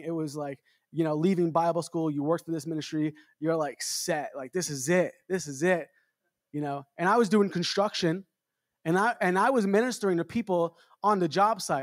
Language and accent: English; New York City, New York, United States; I'm from New York. I grew up in Long Island, Queens